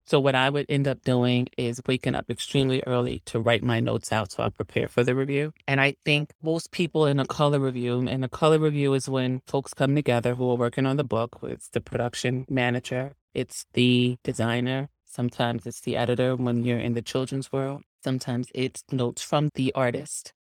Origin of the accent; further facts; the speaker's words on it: New York City, New York, United States; I'm from Harlem.